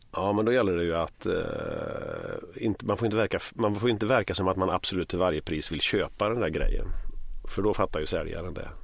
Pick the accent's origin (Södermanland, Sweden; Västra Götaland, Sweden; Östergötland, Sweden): Västra Götaland, Sweden; Västergötland; jag kommer ju från Västergötland